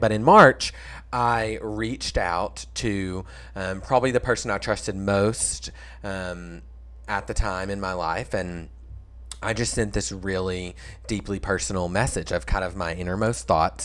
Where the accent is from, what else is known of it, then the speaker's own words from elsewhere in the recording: Stuttgart, Arkansas, United States; Stuttgart, Arkansas, my hometown